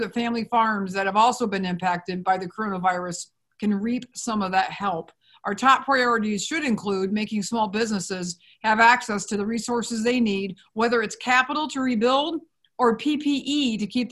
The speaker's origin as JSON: {"language": "English", "region": "Indiana", "country": "United States", "tie": "born or raised there", "said": "I am from Indiana"}